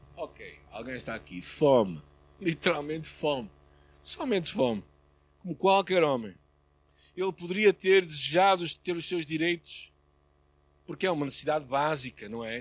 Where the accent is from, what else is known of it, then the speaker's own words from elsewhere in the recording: Portugal; como português